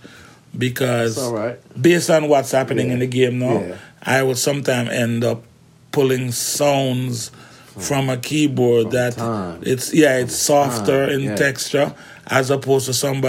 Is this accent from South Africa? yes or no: no; Jamaica; growing up in Jamaica